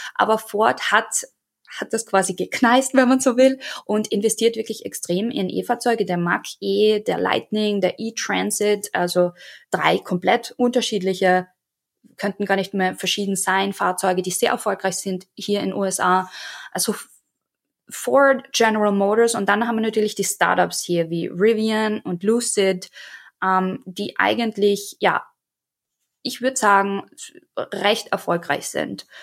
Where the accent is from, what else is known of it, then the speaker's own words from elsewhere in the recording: Austria; moved away as an adult; now in United States; ich bin ja ursprünglich aus Österreich und lebe jetzt seit drei Jahren in Amerika